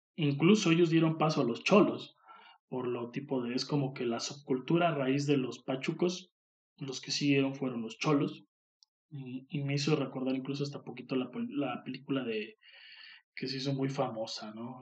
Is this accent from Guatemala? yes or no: no; Mexico; aquí en México seamos también muy así, muy cagones uno con el otro